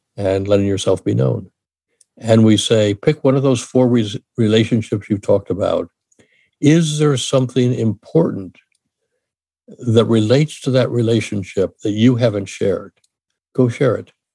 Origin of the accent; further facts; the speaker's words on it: Washington, District of Columbia, United States; moved away as an adult; also born or lived in Ohio / Michigan; now in California, United States; I grew up in Washington D.C., went to school in Ohio, then in Michigan. I'm now in California